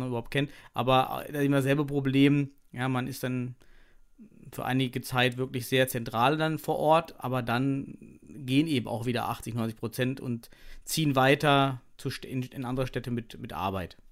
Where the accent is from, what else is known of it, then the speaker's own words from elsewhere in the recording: Thuringia, Germany; moved away; ich komme selber aus Thüringen, habe dort äh, meine Kindheit verbracht, auch meine Studienzeit